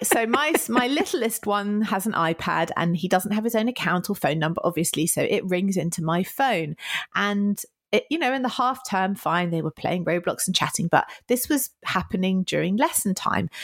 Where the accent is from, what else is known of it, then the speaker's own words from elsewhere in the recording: United Kingdom; I am so British